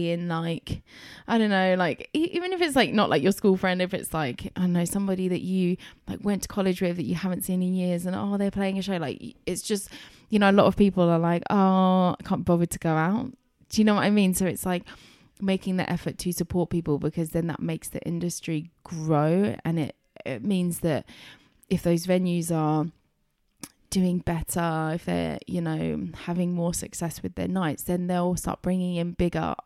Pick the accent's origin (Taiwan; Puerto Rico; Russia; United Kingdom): United Kingdom; Chelmsford, East of England; growing up in Chelmsford